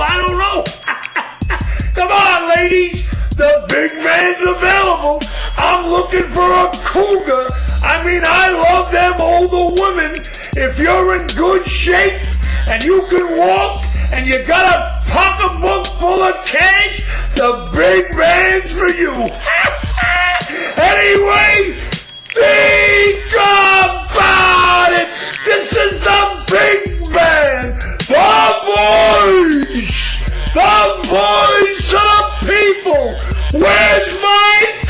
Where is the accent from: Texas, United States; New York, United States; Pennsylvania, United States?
New York, United States; New York City; growing up in Brooklyn